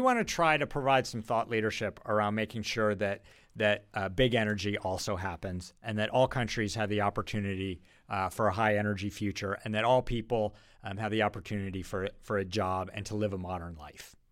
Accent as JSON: {"language": "English", "town": "Rochester", "region": "New York", "country": "United States", "tie": "born or raised there", "also_born_or_lived": "Boston", "moved": "as an adult", "said": "I was a suburban kid from Rochester, New York"}